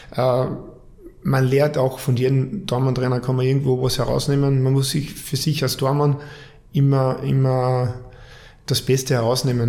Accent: Carinthia, Austria; moved away; angefangen hat alles in, in Kärnten wie mit meinen anderen fünf Brüdern auch

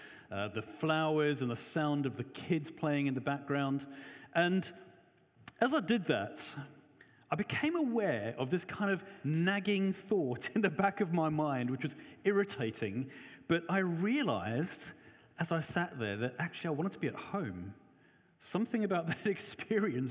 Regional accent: Johannesburg, Gauteng, South Africa; I'm South African, grew up in Joburg

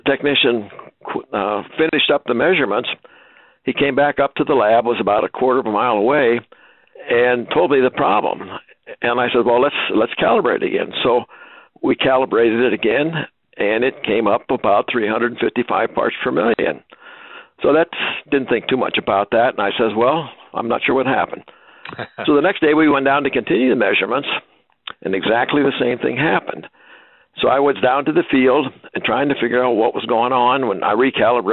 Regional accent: Ohio, United States; I was born and raised in Ohio on a small farm

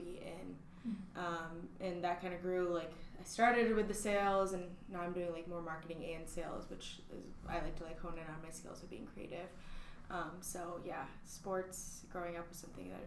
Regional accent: Battle Creek, Michigan, United States; I am from Battle Creek, Michigan.

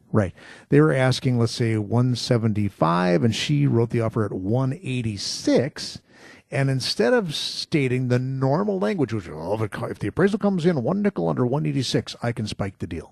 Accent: Muskego, Wisconsin, United States; Muskego, my hometown

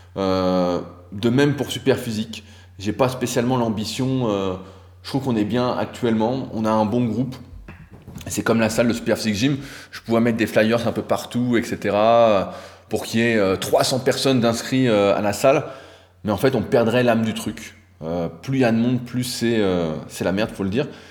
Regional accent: France; en tant que Français

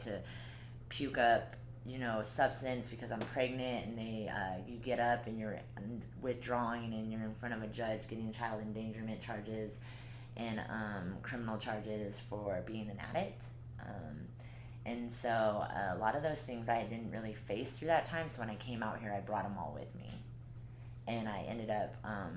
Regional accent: Colorado, United States; moved away as an adult; now in Utah, United States; I'm from Colorado

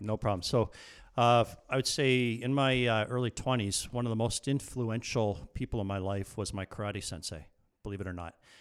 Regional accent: Burlington, Ontario, Canada; I wanted to move back to Burlington, which was my hometown

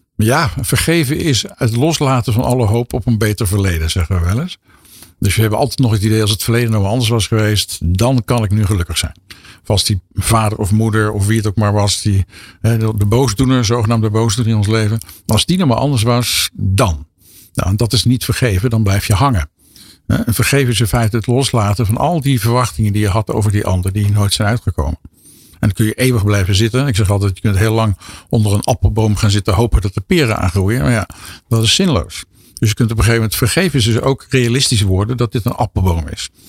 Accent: 's-Hertogenbosch, North Brabant, Netherlands; in Den Bosch, waar ik vandaan kom

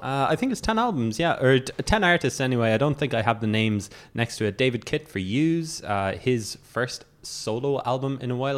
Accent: Cork, Munster, Ireland; I'm from Cork

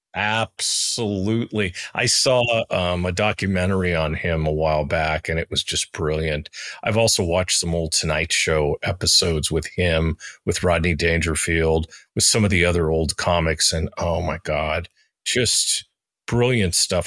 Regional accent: United States; moved away; my home country, not the one I live in, but in my home country, the United States.

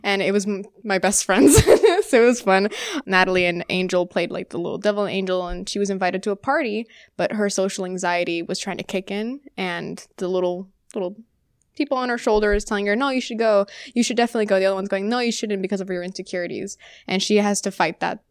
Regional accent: Orlando, Florida, United States; it was in my hometown as well

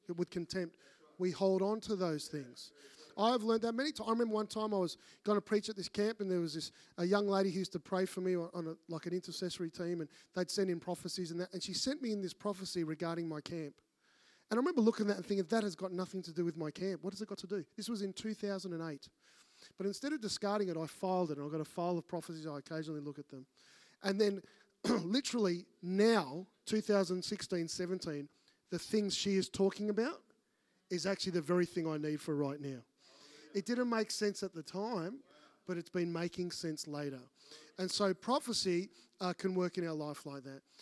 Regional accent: Melbourne, Victoria, Australia; moved away; I'm from Melbourne

